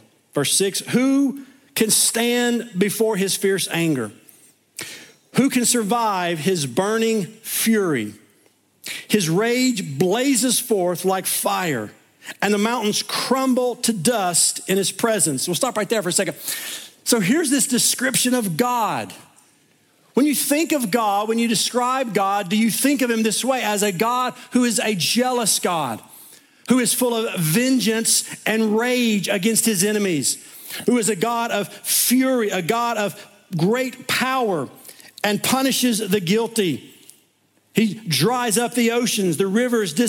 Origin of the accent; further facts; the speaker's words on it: East Tennessee, United States; where I grew up in East Tennessee